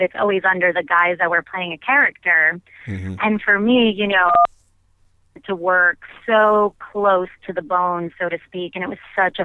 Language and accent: English; Long Island, New York, United States; my hometown on Long Island